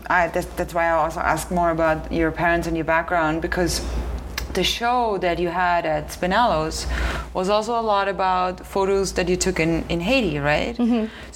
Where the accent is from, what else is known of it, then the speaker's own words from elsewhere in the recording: Austria; I don't really like Halloween either. I'm from Austria, so it's kind of like...